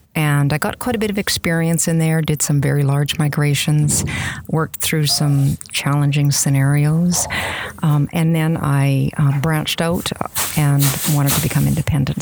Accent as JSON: {"language": "English", "region": "Saskatchewan", "country": "Canada", "said": "I'm from uh, one of the cold Western Canadian prairie provinces, Saskatchewan."}